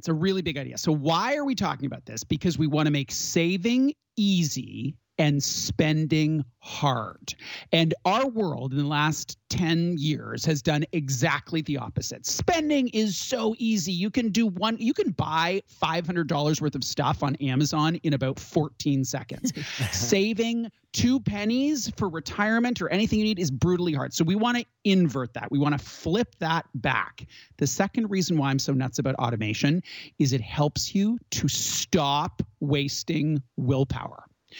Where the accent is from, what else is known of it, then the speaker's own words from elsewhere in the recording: Canada; we're Canadian.